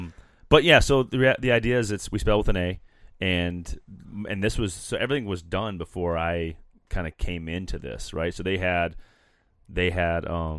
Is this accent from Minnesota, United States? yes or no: yes; Minnesota, United States; and I'm helping Grey Duck, and I'm from Minnesota.